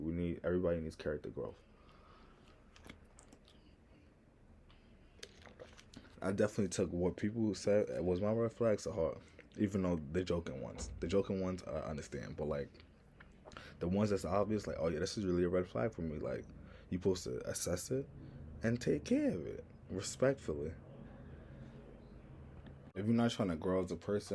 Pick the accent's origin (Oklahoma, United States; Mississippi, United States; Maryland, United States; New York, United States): New York, United States; accent: New York; I'm from New York